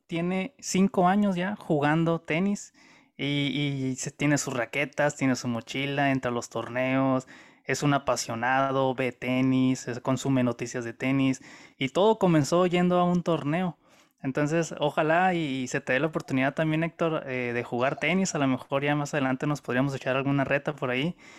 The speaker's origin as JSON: {"language": "Spanish", "country": "Mexico", "said": "nosotros mexicanos"}